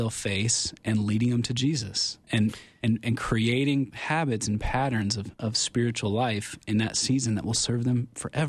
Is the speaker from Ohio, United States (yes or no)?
yes; Cincinnati, Ohio, United States; I'm from Cincinnati, Ohio